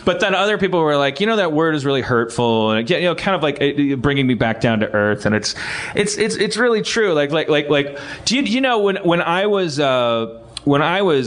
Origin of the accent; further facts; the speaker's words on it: Wisconsin, United States; now in Los Angeles, United States; I'm from Wisconsin